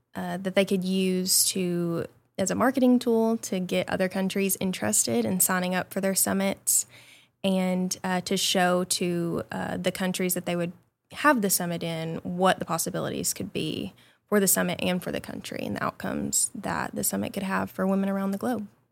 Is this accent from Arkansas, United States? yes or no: yes; Nunata, Arkansas, United States; also born or lived in Little Rock, Arkansas; I always tell people that I grew up in Mountain View, but I actually grew up outside of Mountain View in a town called Nunata, Arkansas